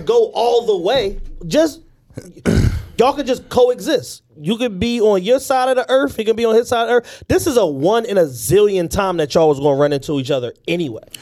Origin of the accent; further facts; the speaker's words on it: Philadelphia, Pennsylvania, United States; We're from Philadelphia